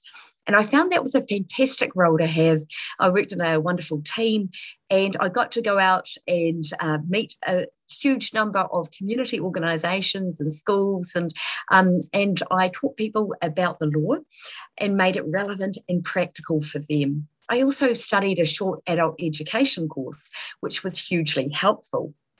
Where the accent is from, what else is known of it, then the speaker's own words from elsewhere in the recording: Southland, New Zealand; accent: rolling R; I am originally from Southland. You're not likely to hear the rolling R unless I'm quite tired or have had a drink, and neither apply tonight.